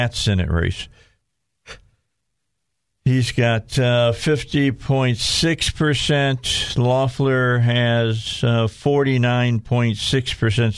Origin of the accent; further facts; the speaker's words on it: outside of Chicago, Illinois, United States; now in Arkansas, United States; I grew up outside of Chicago